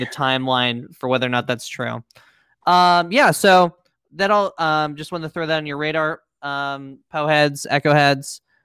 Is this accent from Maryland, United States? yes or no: no; Pennsylvania, United States; moved away; I was back in my hometown of Pennsylvania